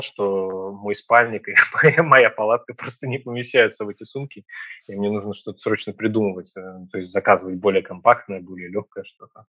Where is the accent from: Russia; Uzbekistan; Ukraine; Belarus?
Russia; Saint Petersburg; Я из Петербурга